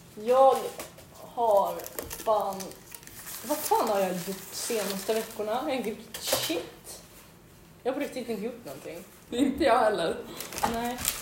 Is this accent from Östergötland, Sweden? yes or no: no; Västerås, Västmanland, Sweden; jag flyttade till Västerås